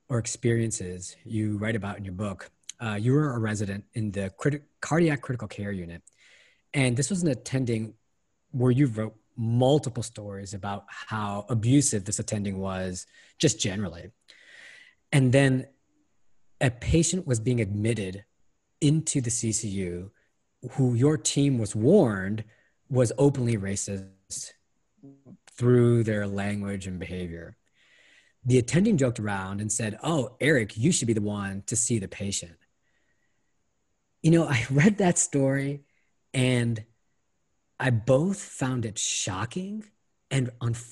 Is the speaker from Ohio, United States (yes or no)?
yes; Ohio, United States; I'm from Ohio